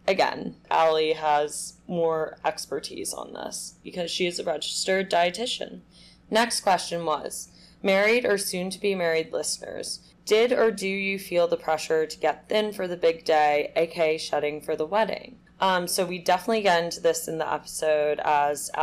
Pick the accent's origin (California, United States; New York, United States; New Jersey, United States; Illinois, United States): New York, United States; New York City; We both grew up in New York City, knew each other in high school.